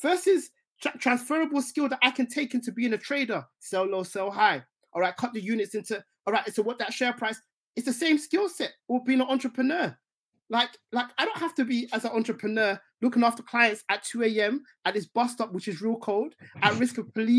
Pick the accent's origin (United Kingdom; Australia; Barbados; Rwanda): United Kingdom; London; also born or lived in Essex; growing up in Tottenham initially